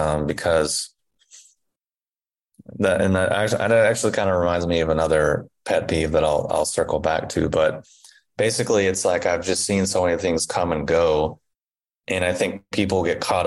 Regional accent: Indiana, United States; also born or lived in Kentucky; where I grew up in Indiana and in Kentucky

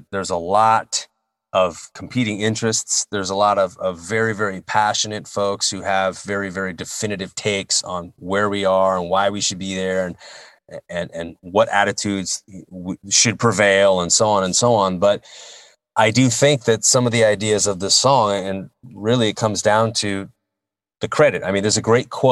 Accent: United States; we take great pride in being Americans

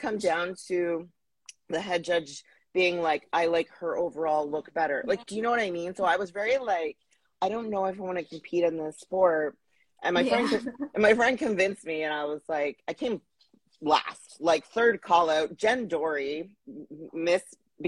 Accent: Plaster Rock, New Brunswick, Canada; moved away as an adult; also born or lived in Halifax / Ottawa / Vancouver; now in Toronto, Canada; I'm from a very small village. I actually didn't even live in the village. I lived outside of the village, called Plaster Rock, New Brunswick. So that's where I consider home

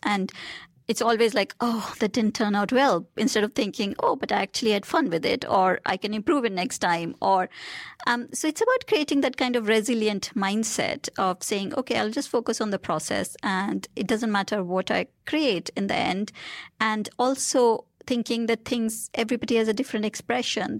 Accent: India; moved away; I grew up in India

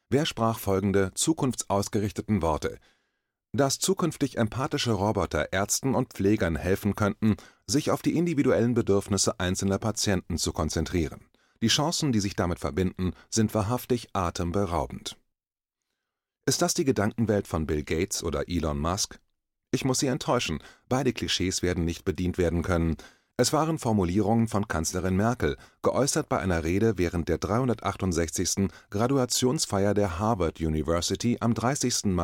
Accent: East Germany, Germany; Ich bin in Ostdeutschland aufgewachsen, in der DDR, dem damals unfreien Teil meines Heimatlandes, in einer Diktatur.

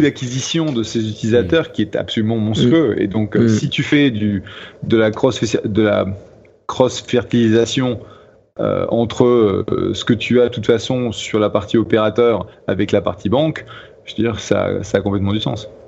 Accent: France; accent: French; now in United States; je suis américain qui parle anglais avec un accent français et je suis toujours français

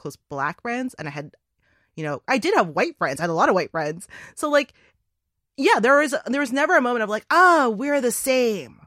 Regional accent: Toronto, Ontario, Canada; I grew up in Toronto which is one of the most multicultural cities in the world.

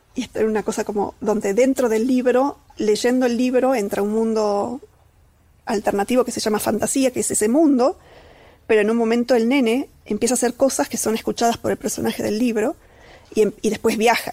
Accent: Catamarca, Argentina; moved away; soy de Catamarca, de un pueblito, que, digamos, ahí subyacente, parte de mí, hay unos primeros años de vida en donde aprendí a andar a caballo

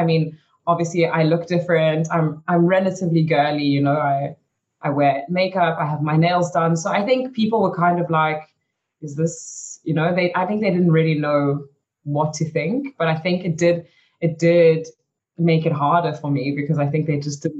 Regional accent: Belgium; born there; I mean, I was born in Belgium, so I had a lot of family in Belgium. So I moved back to Belgium, and that was okay.

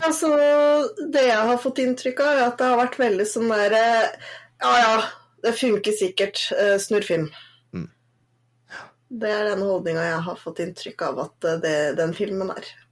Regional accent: Northern Norway, Norway; moved away; jeg er jo egentlig ikke søring, jeg er jo egentlig nordlending.

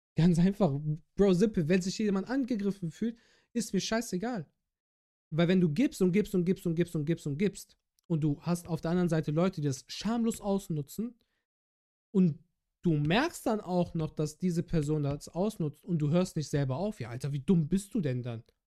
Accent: Bergisch Gladbach, North Rhine-Westphalia, Germany; moved away; meine alte Heimatstadt Bergisch Gladbach

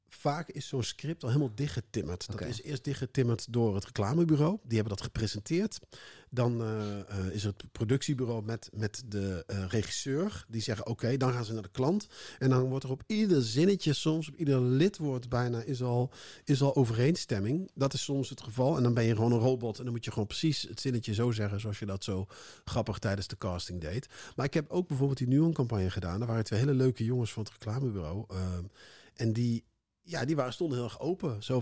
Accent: North Brabant, Netherlands; in Brabant, waar ik vandaan kom

